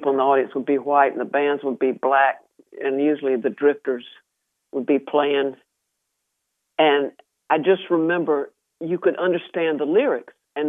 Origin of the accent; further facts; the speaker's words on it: Spartanburg, South Carolina, United States; moved away; also born or lived in Nashville; I'm a woman of the South, period. I was born and raised in Spartanburg, South Carolina. You know, I may have gone to Nashville, but South Carolina